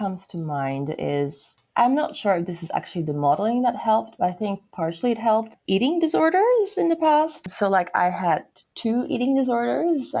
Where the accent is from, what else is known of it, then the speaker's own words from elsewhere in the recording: Poland; moved away as an adult; now in Australia; I was born here in Australia and I left when I was 6. So, and then I came back to study in Australia and I was back in Poland